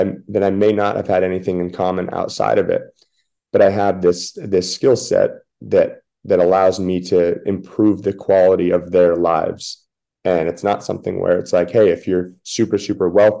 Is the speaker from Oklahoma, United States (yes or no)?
no; Washington, United States; moved away; I grew up in Washington State